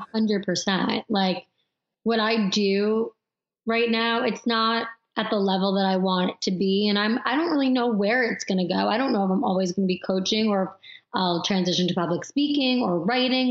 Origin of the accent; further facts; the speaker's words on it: Long Island, New York, United States; I grew up on Long Island